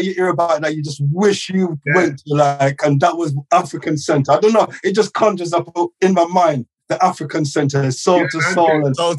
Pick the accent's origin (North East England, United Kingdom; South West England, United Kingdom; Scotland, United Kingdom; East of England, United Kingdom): South West England, United Kingdom; Gloucester; now in London, United Kingdom; growing up in Gloucester, you know, sound system culture